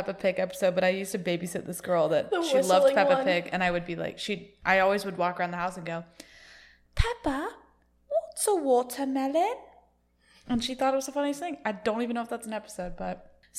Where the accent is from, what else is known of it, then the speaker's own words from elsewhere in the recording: New Jersey, United States; I'm from Jersey.